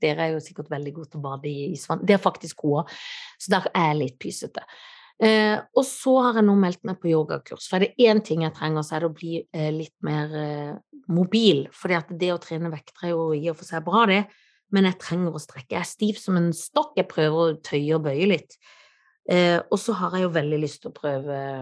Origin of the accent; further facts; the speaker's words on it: Kristiansand, Agder, Norway; siden jeg er fra Kristiansand. Ja, det må man ha når man er fra bibelbeltet sjøl